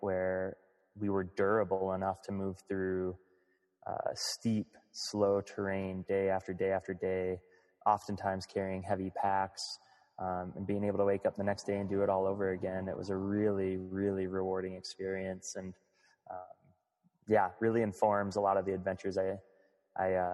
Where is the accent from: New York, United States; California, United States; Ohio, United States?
Ohio, United States; Northeast; moved away as an adult; now in Missoula, United States; my first competitive sport was playing baseball in Northeast Ohio growing up